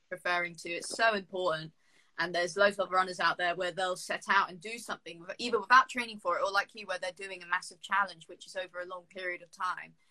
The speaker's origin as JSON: {"language": "English", "country": "Jersey", "moved": "as an adult", "lives_now": "United Kingdom", "said": "I'm from Jersey"}